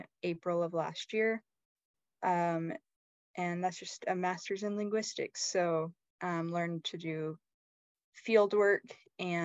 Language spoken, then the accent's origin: English; Bellingham, Washington, United States; moved away as an adult; I grew up in Bellingham, Washington, up in the very northwest corner of the states